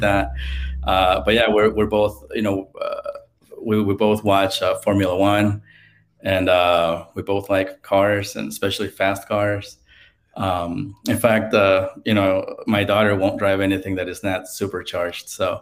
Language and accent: English; Mexico City, Mexico; now in United States; I got to grow up there